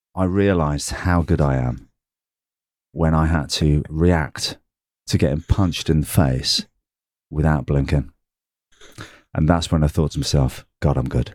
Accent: England, United Kingdom; I'm English

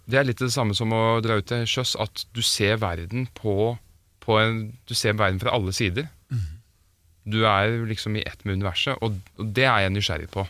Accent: Oslo, Norway; now in Stavern, Norway; jeg er født i Oslo. Men jeg bor i Stavern

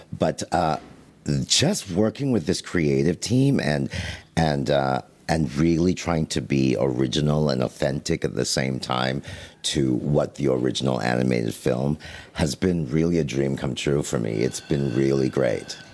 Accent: Canada; I'm Canadian

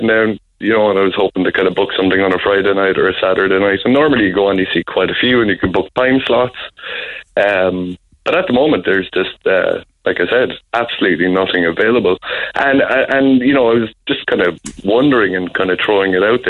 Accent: Cork, Munster, Ireland; now in Dublin, Ireland; I'm from Cork

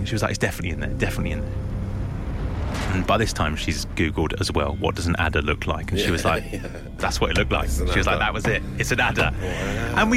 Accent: London, United Kingdom; also born or lived in Somerset; I'm from London

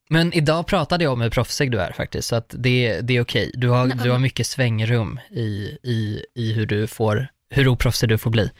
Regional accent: Rostaberg, Sweden; also born or lived in Uppsala; också uppvuxen på landet

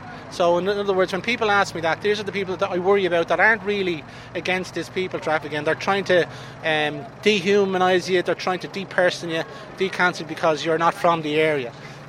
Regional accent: Ireland; I'm from Ireland.

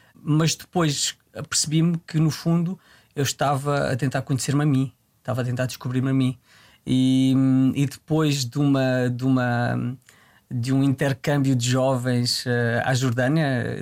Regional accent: Tramagal, Santarém District, Portugal; Eu desde muito novo, eu venho de uma, venho de uma terra, venho do Tramagal

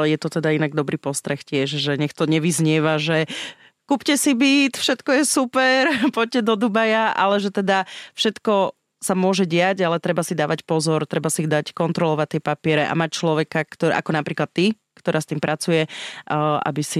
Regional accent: eastern Slovakia, Slovakia; ja tiež som vyrastala v dome eh, na východnom Slovensku v takej dedinke

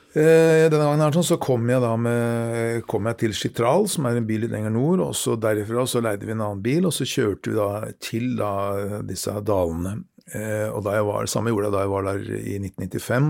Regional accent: Norway; som nordmann

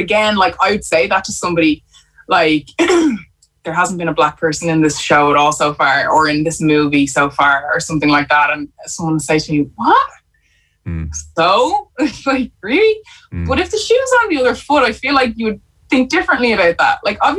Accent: Ireland; we have to change the way we see ourselves as Irish people. You know, that, you know, white skin does not mean Irish. Like, my skin means Irish too now

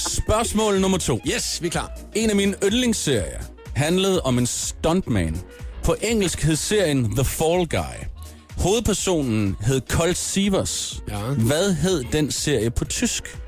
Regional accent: Gram, Southern Denmark, Denmark; moved away; jeg er jo ligesom øh, vokset op i den sydlige del af Danmark

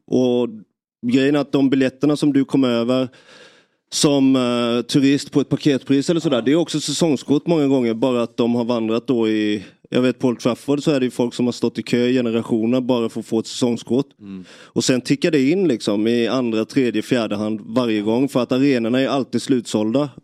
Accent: Nybro, Kalmar County, Sweden; man är hemma i Nybro

